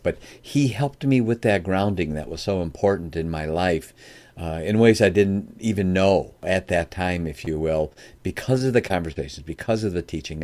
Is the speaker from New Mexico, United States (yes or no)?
no; Chicago, Illinois, United States; now in Michigan, United States; I live in Michigan now. I'm originally from the Chicagoland area